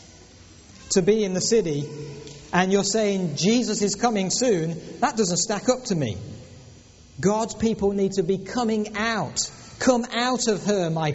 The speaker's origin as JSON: {"language": "English", "region": "England", "country": "United Kingdom", "tie": "born or raised there", "also_born_or_lived": "Lutterworth, England", "moved": "yes", "said": "we were born and raised in England"}